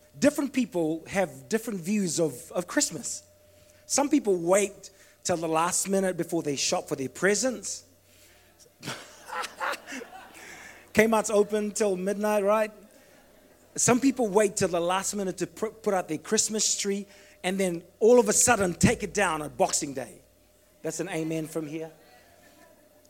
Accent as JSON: {"language": "English", "country": "Fiji", "tie": "born or raised there", "moved": "yes", "said": "I was brought up in Fiji"}